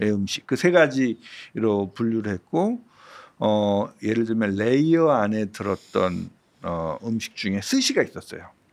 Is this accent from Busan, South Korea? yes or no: no; Seoul, South Korea; 제가 태어난 곳이 서대문구거든요. 음. 뭐 서대문구 안에서 계속 학교를 다니고 그랬다가